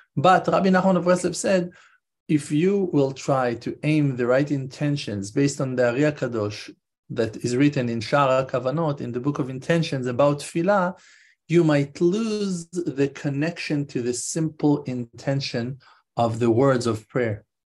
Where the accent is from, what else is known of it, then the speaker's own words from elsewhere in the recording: Israel; I'm Israeli, I'm not American